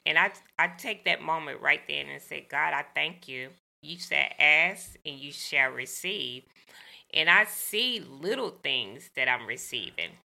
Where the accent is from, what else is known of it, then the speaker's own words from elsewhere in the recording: the South, United States; growing up in the South